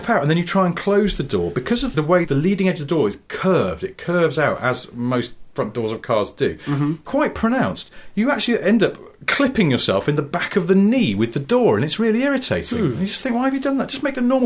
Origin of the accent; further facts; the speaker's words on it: Cheshire, North West England, United Kingdom; I'm from Cheshire